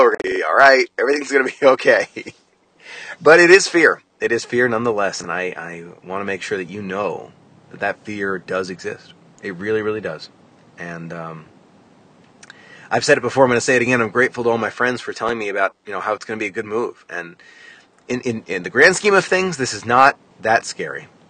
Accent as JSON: {"language": "English", "country": "United States", "said": "I'm, I'm American"}